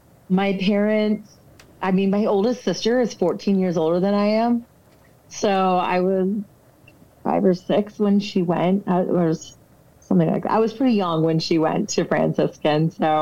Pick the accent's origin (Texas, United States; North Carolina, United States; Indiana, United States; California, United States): Texas, United States; now in Front Royal, United States; So I am from Texas. Anyone from Texas will say from Texas. I actually live in Virginia right now.